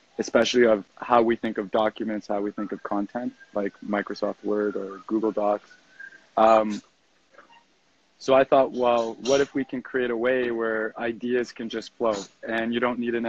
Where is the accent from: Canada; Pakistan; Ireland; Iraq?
Canada; Toronto, Ontario; moved away as an adult; also born or lived in Victoria, British Columbia; now in Costa Rica; I grew up in Toronto